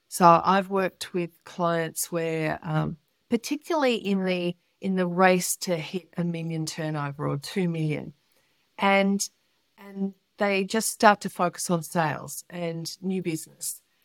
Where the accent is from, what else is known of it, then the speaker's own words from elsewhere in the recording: Melbourne, Victoria, Australia; I was born in Melbourne